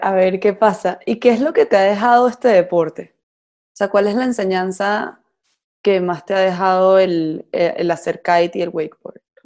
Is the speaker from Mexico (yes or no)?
no; Venezuela; yo soy de Venezuela